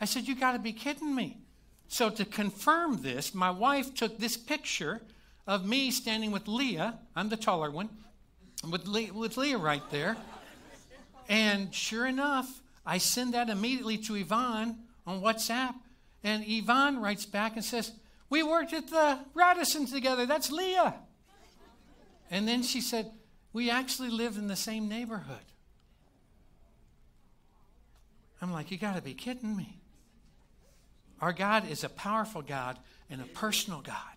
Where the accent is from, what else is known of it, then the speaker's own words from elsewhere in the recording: Kentucky, United States; I'm from Kentucky